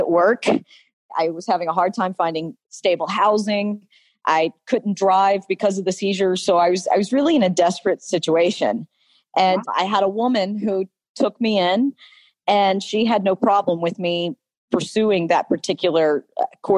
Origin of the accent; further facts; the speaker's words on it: Alabama, United States; I grew up deep in the southern state of Alabama. You can detect my accent.